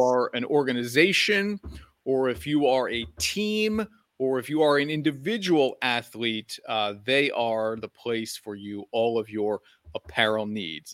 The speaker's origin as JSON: {"language": "English", "country": "United States", "said": "as an American"}